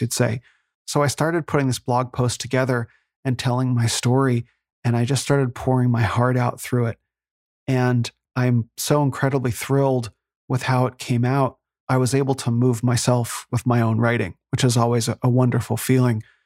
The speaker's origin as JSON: {"language": "English", "town": "Phoenix", "region": "Arizona", "country": "United States", "tie": "born or raised there", "moved": "as an adult", "said": "I grew up here in Phoenix"}